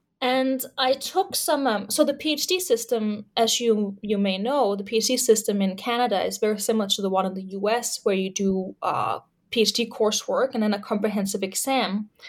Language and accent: English; Denmark; English is a second language; I'm originally from Denmark.